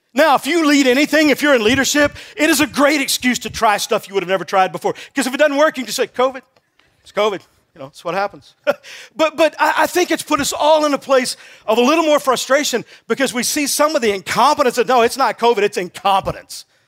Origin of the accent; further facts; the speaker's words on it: Texas, United States; I grew up in Texas